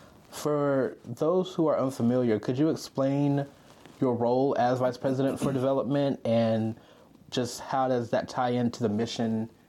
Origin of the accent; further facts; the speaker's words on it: Georgia, United States; I've lived in Georgia my whole life, and the Georgia weather still surprises me.